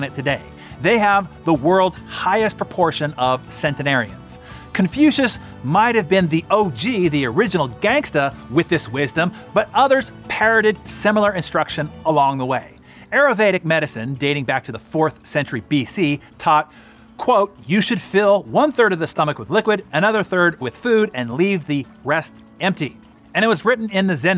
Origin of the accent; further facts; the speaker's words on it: Bay Area of San Francisco, California, United States; I grew up in the Bay Area of San Francisco